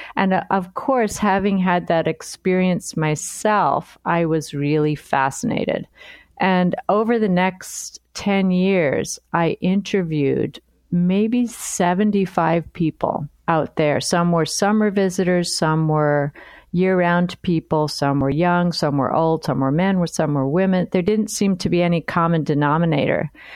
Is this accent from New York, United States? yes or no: yes; New York City, New York, United States; moved away as an adult; also born or lived in Nantucket; now in Chicago, United States; I was born in New York City